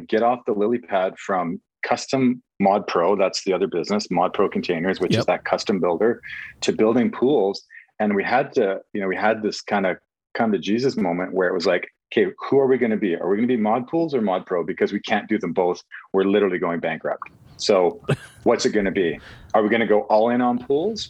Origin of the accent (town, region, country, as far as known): Canada